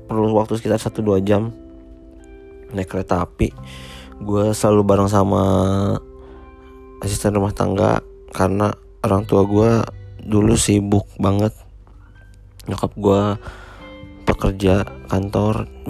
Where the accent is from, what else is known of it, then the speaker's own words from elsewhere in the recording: Rancaekek, West Java, Indonesia; also born or lived in Cicalengka; gue eh, dulu lahir di Cicalengka 28 April 1996. Uh, gue setelah di Cisalengka, gue pindah ke Ranca Ekek tuh sekitar dari umur 4 tahun